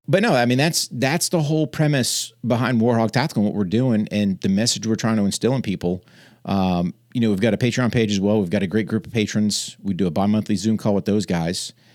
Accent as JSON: {"language": "English", "region": "New Hampshire", "country": "United States", "tie": "born or raised there", "moved": "yes", "said": "I grew up in New Hampshire, wrestled as a kid, joined the Army in nineteen eighty-eight"}